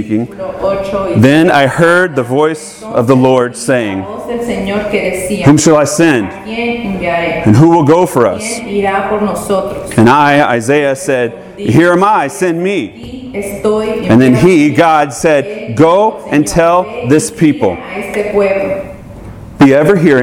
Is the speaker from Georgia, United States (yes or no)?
yes; Georgia, United States; now in California, United States; I'm from Georgia